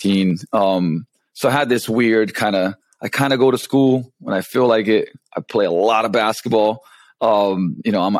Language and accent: English; Ljubljana, Slovenia; English is a second language; moved away as an adult; also born or lived in London, England; I come from Slovenia, which when I was born, it was still Yugoslavia